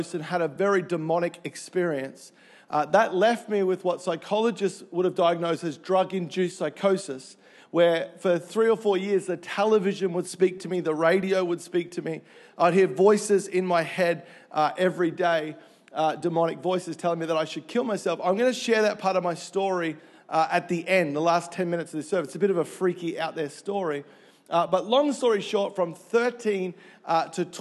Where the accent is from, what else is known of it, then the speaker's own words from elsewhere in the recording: Melbourne, Victoria, Australia; moved away; I grew up in Melbourne